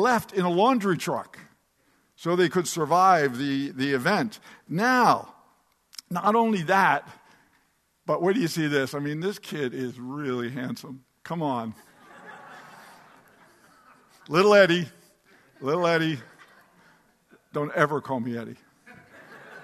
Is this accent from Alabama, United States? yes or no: no; Atlantic City, New Jersey, United States; they come to my hometown, Atlantic City, New Jersey